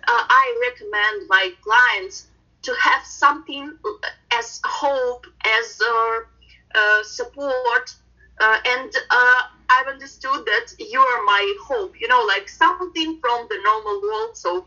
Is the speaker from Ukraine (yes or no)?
yes; Mykolaiv, Mykolaiv Oblast, Ukraine; English is a second language; now in Kyiv, Ukraine; actually, I was born in Ukraine in a not very big city, Mykolaiv. It's southern Ukraine. The last 14 years, I have been living in Kyiv. It's the capital of Ukraine.